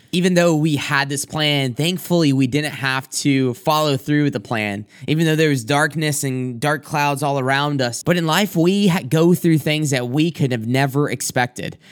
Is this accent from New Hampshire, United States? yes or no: no; South Carolina, United States; moved away as an adult; now in Michigan, United States; I'm originally from South Carolina